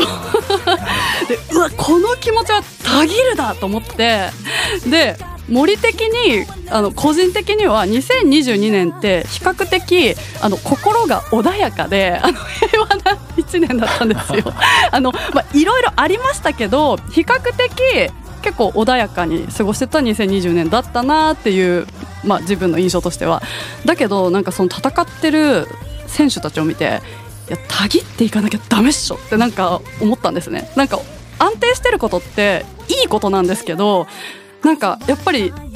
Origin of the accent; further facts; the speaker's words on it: Nagoya, Aichi, Japan; 地元の名古屋グランパス